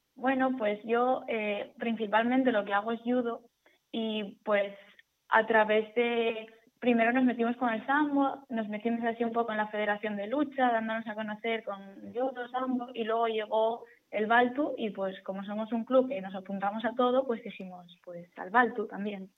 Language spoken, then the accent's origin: Spanish; Asturias, Spain; yo que soy asturiana